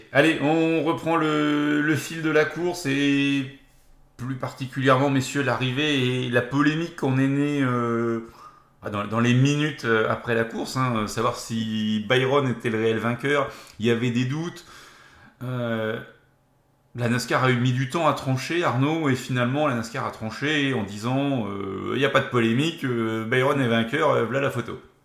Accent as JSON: {"language": "French", "country": "France", "said": "chez nous en France"}